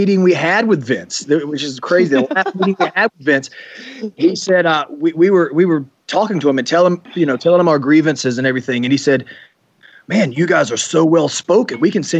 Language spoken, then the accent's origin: English; North Carolina, United States; accent: Southern twang; we're both Southerners, and we both sound like Southerners, and we have that Southern twang. You know, we're both from North Carolina, and it's hard to hide the accent that we have.